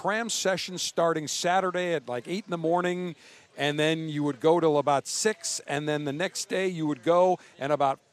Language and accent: English; Buffalo, New York, United States; moved away; as a little kid growing up in Buffalo